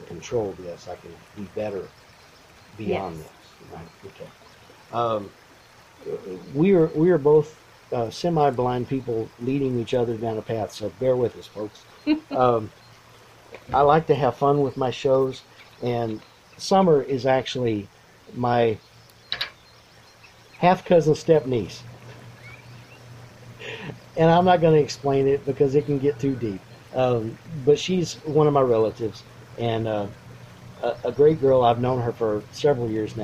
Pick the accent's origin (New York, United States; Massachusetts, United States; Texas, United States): Texas, United States; Lexington; I grew up in Lexington, which is 20 miles away.